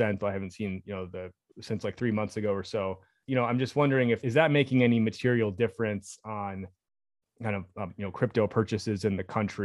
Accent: United States; speaking as an American

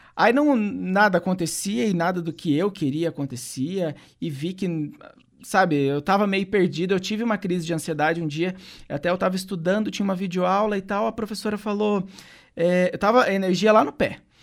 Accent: Santo Antônio da Platina, Paraná, Brazil; moved away as an adult; also born or lived in Ponta Grossa; eu saí de Santo Antônio lá no meu país, Santo Antônio da Platina, quando eu fui para Ponta Grossa

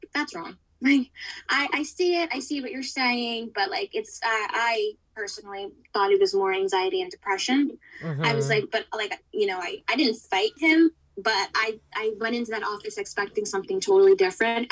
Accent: New York City, New York, United States; I'm born and raised in New York City, where I still am now

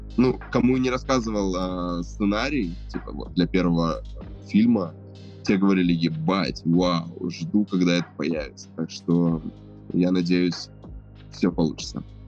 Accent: Novosibirsk, Novosibirsk Oblast, Russia; я из Новосибирска

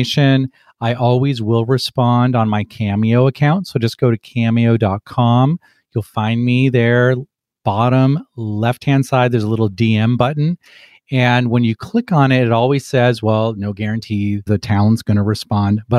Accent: Los Angeles, California, United States; moved away as an adult; also born or lived in Scotland / Dartmouth / St. Louis / Kansas City; being a kid growing up in Los Angeles

